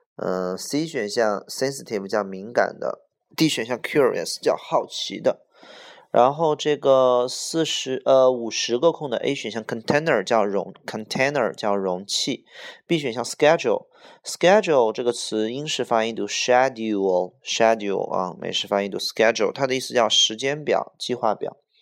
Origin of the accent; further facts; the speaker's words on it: Beijing, China; 我是土生土长的北京人